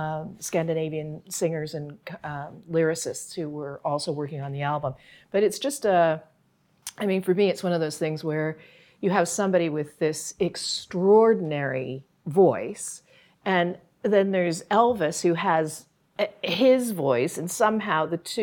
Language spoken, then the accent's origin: English; Ireland; And I mean, I am Irish. So this is my, you know, this is a music that I, or kind of music that I grew up with.